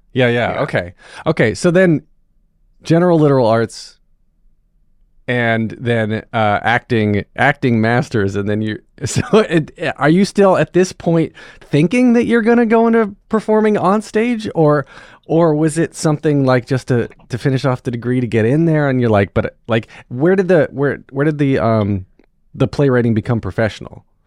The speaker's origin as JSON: {"language": "English", "town": "North Wilkesboro", "region": "North Carolina", "country": "United States", "tie": "born or raised there", "said": "I grew up um, in North Wilkesboro"}